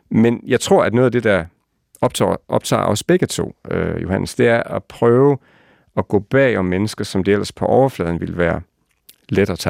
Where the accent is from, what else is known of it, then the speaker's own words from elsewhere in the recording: West Jutland, Denmark; det, vi er jo vestjyder, så holder man lidt igen med roser og sådan noget, ikke?